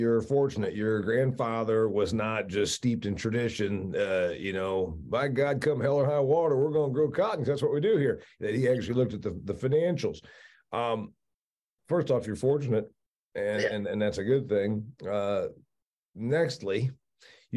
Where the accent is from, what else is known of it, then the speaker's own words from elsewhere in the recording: Northern Indiana, United States; where I was raised in Indiana. And, you know, there's no cotton where I'm from